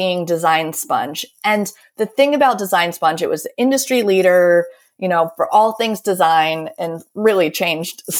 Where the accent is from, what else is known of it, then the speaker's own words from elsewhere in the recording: United States; moved away as an adult; also born or lived in Baltimore; now in Paris, France; I'm American